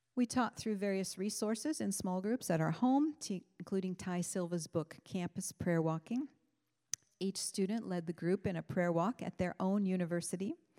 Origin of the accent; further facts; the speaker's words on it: Orrville, Ohio, United States; moved away; I am from Orville, Ohio